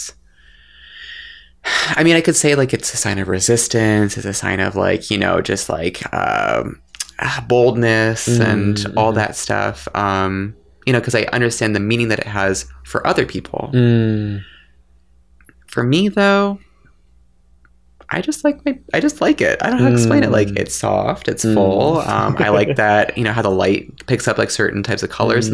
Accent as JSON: {"language": "English", "country": "Canada", "said": "I'm Canadian"}